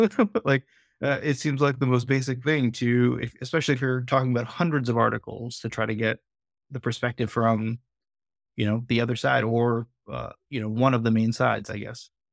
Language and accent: English; United States; I'm Pakistani American Muslim